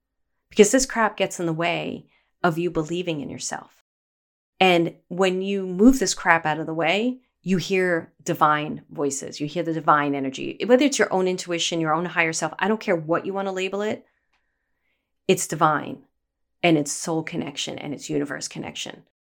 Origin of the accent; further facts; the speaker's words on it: Brooklyn, New York, United States; I grew up in Bay Ridge, Brooklyn, a very small type of area in Brooklyn that was very, we all knew each other.